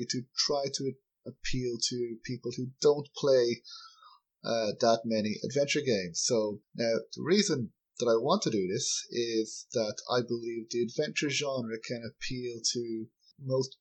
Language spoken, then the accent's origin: English; Ireland; I'm from Ireland